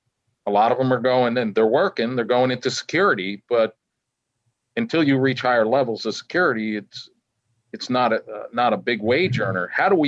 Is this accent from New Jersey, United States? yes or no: yes; Madison, New Jersey, United States; I grew up in Madison, New Jersey. I still live in Madison, New Jersey.